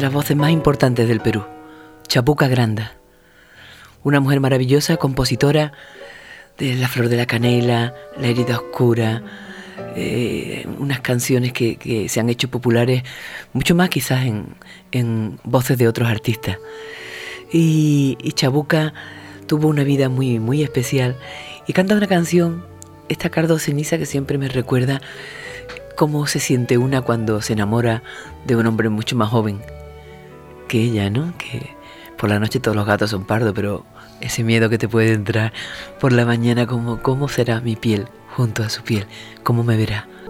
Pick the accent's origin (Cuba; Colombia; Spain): Spain; Huelva, Andalusia; soy de Huelva